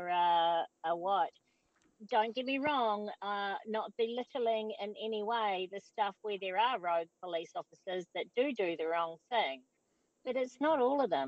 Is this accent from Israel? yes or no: no; New Zealand; the way we were raised in New Zealand